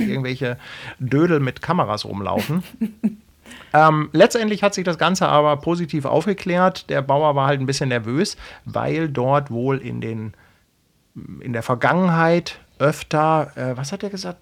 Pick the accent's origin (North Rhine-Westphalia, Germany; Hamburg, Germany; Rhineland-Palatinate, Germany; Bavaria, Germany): Hamburg, Germany; als Hamburger